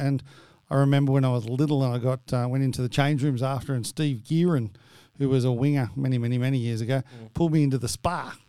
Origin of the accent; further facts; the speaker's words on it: Central Coast, New South Wales, Australia; also born or lived in Caringbah, New South Wales; I grew up on the Central Coast, New South Wales. I was born in Caringbah Hospital